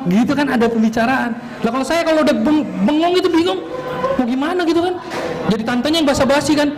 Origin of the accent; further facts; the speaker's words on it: North Sumatra, Indonesia; Ya kenalkan … dan saya orang Batak.